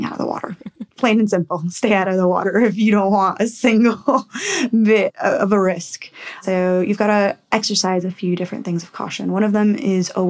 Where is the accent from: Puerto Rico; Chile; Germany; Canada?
Puerto Rico; now in Western Australia, Australia; my home country. So I'm from Puerto Rico